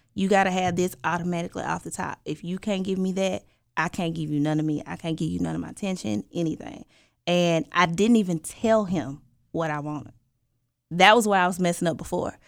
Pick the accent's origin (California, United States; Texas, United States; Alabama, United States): Alabama, United States; moved away as an adult; also born or lived in Georgia; now in Stockbridge, Georgia, United States; I'm originally from Alabama, you're Bama girl, but I've been in Georgia for six years